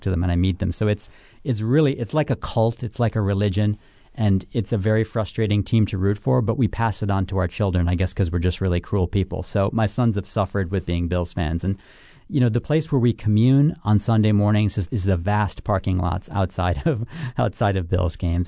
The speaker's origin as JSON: {"language": "English", "town": "Buffalo", "region": "New York", "country": "United States", "tie": "born or raised there", "said": "growing up there"}